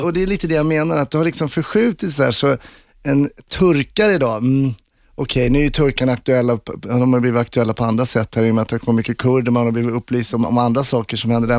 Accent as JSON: {"language": "Swedish", "country": "Sweden", "said": "jag är från Sverige"}